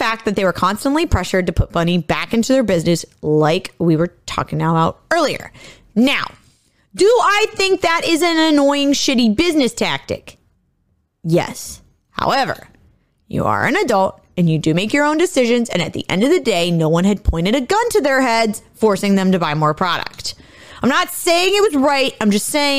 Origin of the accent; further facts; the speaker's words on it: Ohio, United States; now in Illinois, United States; where I grew up in Ohio, I was about only an hour and a half from the Pennsylvania border